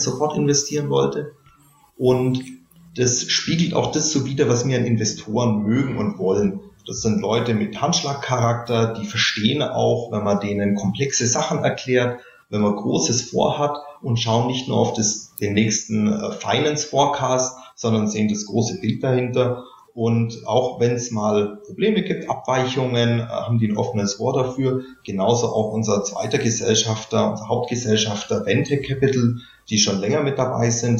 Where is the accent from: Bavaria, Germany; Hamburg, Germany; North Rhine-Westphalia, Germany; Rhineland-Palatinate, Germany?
Bavaria, Germany; Bavarian Swabia, Germany; man hört es vielleicht, ich bin aus Bayerisch Schwaben